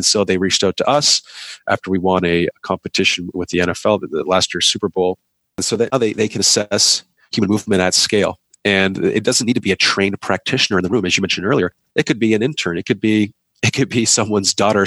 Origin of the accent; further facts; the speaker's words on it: Canada; I'm a Canadian